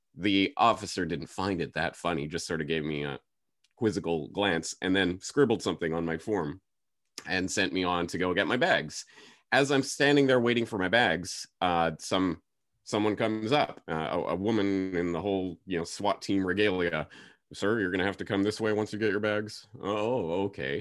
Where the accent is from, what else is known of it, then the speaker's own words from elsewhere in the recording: Canada; moved away as an adult; now in Japan; I was going back to Canada